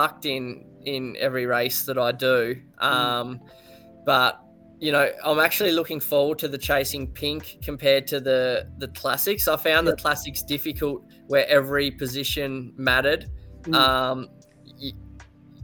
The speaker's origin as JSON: {"language": "English", "country": "Australia", "said": "being an Aussie"}